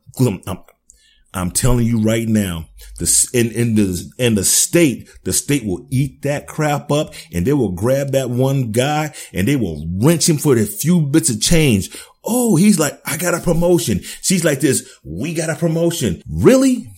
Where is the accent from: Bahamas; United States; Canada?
United States; I'm an American.